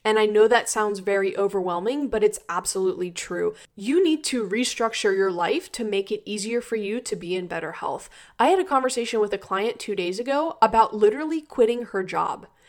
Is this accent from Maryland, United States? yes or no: yes; Maryland, United States; also born or lived in Florida; I'm from Maryland and I went to school in Florida